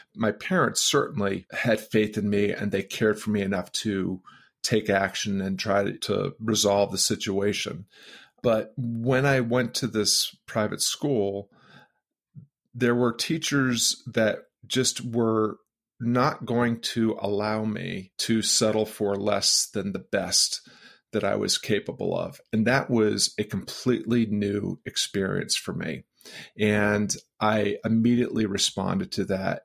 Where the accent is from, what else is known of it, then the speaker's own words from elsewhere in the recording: outside of Boston, then outside of Springfield, Massachusetts, United States; I grew up outside of Boston and then outside of Springfield, Massachusetts